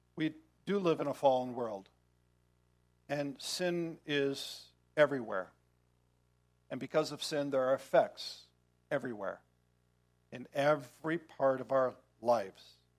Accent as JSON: {"language": "English", "country": "United States", "said": "as American Christians"}